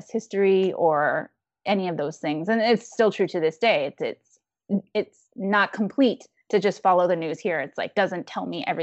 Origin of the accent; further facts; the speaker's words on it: Taiwan; So complicated to be like, oh, I have to leave my home country and come to like you know basically a colonizer's space to like even know my real history because i can't learn it at home